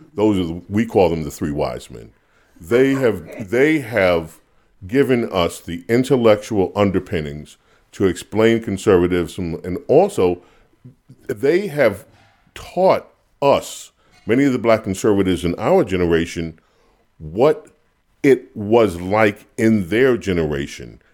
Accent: New York City, New York, United States; When I grew up in Queens, New York

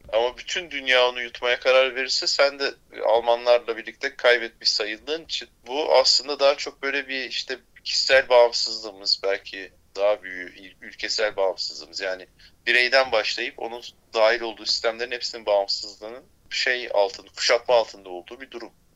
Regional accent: Bozcaada, Çanakkale, Turkey; bizim oralar Bozcaada

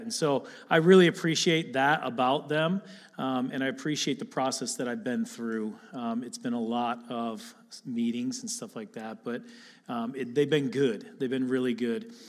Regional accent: Attica, Michigan, United States; I grew up here in Lapeer, actually in Attica, right up the road.

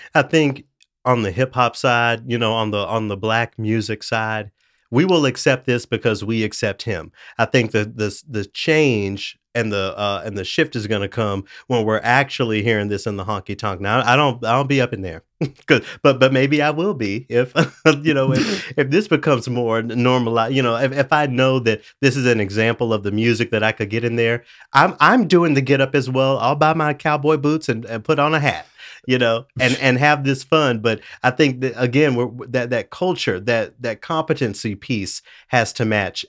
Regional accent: Tennessee, United States; I'm from Tennessee

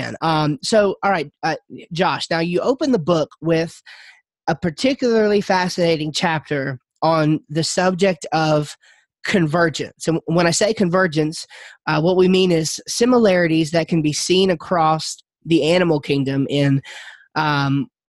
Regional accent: Yadkinville, North Carolina, United States; we're from North Carolina. We're from a place called Yadkinville, North Carolina

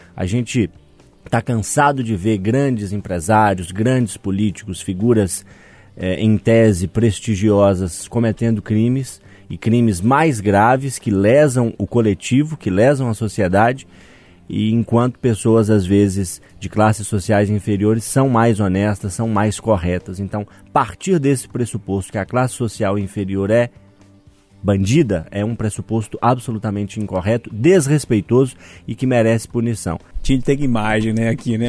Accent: Minas Gerais, Brazil; accent: mineiro

